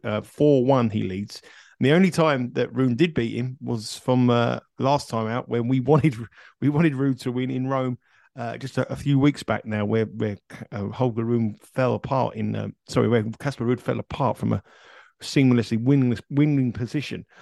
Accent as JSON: {"language": "English", "town": "Kingston upon Thames", "region": "London", "country": "United Kingdom", "tie": "born or raised there", "also_born_or_lived": "Surbiton", "said": "I was born in Kingston, which is about two minutes from that tennis court"}